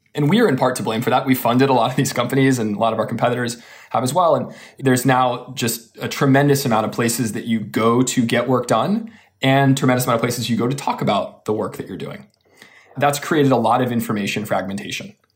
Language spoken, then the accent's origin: English; Austin, Texas, United States; now in California, United States; I'm from Austin, Texas